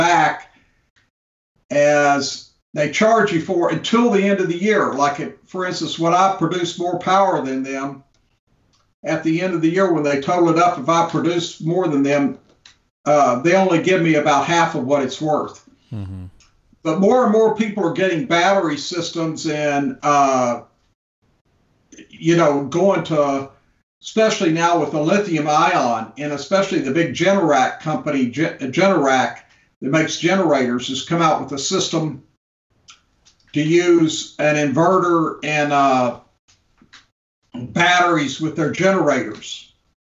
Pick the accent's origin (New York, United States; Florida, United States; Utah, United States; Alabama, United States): Florida, United States; Gainesville; my hometown in Gainesville